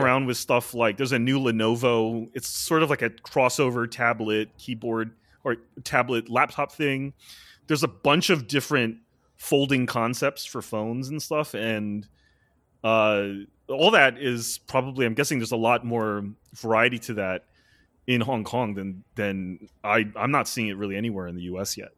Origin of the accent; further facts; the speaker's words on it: United States; as an American